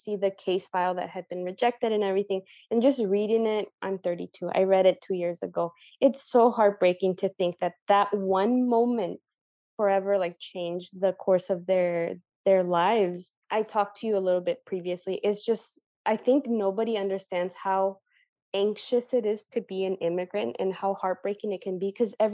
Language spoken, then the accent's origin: English; San Diego, California, United States; also born or lived in Mexico; I was born in Mexico, but I was raised in San Diego.